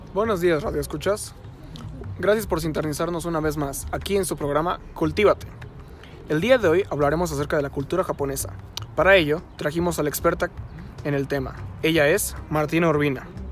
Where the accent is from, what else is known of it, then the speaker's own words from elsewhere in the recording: Mexico; nosotros como mexicanos